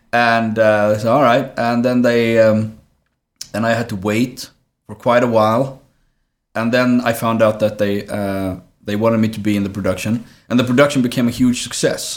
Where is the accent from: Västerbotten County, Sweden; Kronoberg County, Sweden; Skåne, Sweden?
Skåne, Sweden; Trelleborg; moved away as an adult; also born or lived in Colombia; now in Stockholm, Sweden; I grew up in Trelleborg.